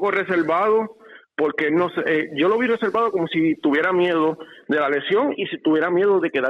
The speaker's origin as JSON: {"language": "Spanish", "country": "Puerto Rico", "said": "Yo soy boricua y me encantan los boxeadores boricua"}